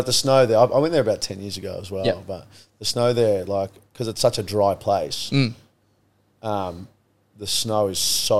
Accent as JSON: {"language": "English", "country": "Australia", "said": "I love Australians. We're amazing people."}